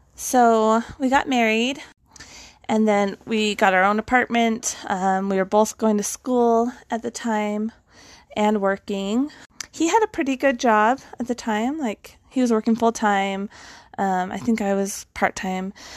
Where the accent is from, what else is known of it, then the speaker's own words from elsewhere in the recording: Western United States, United States; I grew up kind of in the Western side of the United States